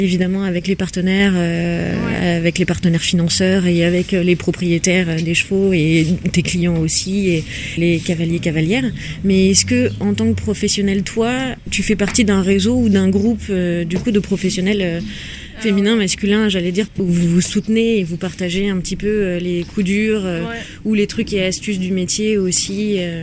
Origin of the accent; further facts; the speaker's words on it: Saint-Malo, Brittany, France; je suis née à Saint-Malo